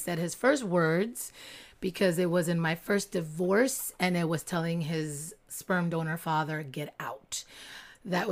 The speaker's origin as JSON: {"language": "English", "region": "Connecticut", "country": "United States", "tie": "born or raised there", "said": "I was raised in Connecticut, which is, like, 40 minutes from New York"}